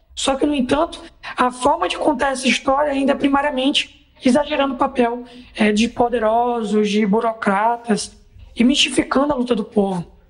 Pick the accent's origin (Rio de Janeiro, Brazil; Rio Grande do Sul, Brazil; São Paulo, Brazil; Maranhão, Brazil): Maranhão, Brazil; sou do Maranhão, faço parte do Comitê de Apoio do Jornal